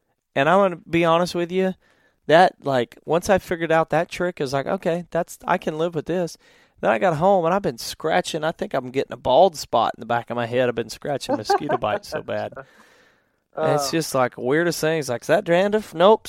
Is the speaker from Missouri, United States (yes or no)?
yes; Missouri, United States; And I said, "I'm actually from Missouri," and she goes, "I didn't realize they had accents in Missouri."